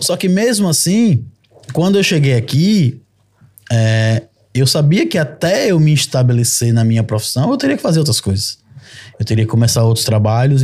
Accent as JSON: {"language": "Portuguese", "country": "Brazil", "moved": "as an adult", "lives_now": "Portugal", "said": "eu saí do Brasil no meu melhor momento profissional"}